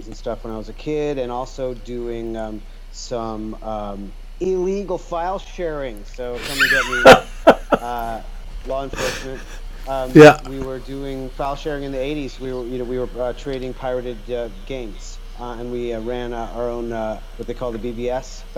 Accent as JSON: {"language": "English", "town": "Los Angeles", "region": "California", "country": "United States", "tie": "born or raised there", "also_born_or_lived": "Austria", "said": "I'm a Los Angeles native"}